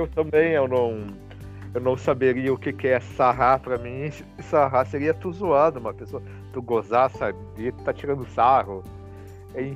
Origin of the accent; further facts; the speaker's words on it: Rio Grande do Sul, Brazil; nós gaúchos aqui nós temos uma, um, uma palavra mais um palavrado mais pobre